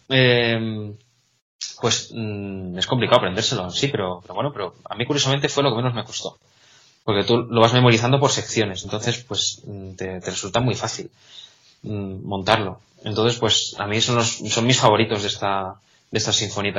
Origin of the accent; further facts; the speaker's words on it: Salamanca, Castile and León, Spain; moved away as an adult; now in Catalonia, Spain; yo soy de Salamanca